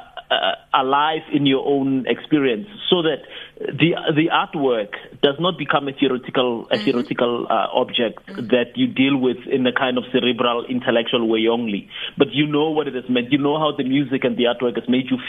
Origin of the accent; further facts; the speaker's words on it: South Africa; I grew up in Harankua